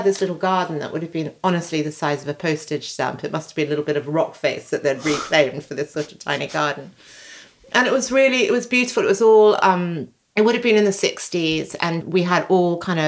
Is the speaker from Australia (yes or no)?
yes; Sydney, New South Wales, Australia; now in London, United Kingdom; I grew up in Sydney